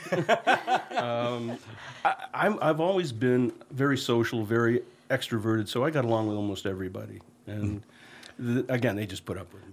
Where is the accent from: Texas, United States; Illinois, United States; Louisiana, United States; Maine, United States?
Maine, United States; Hermon; I grew up in Herman, Maine.